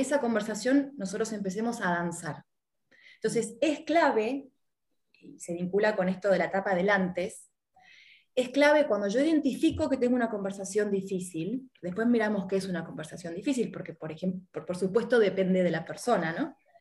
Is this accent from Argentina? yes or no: yes; Argentina; also born or lived in Miami; now in Uruguay; soy argentina, estoy viviendo en Uruguay